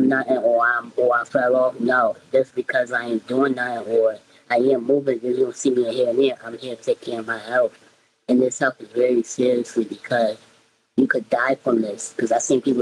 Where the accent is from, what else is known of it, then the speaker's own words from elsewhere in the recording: Philadelphia, Pennsylvania, United States; I'm from Philly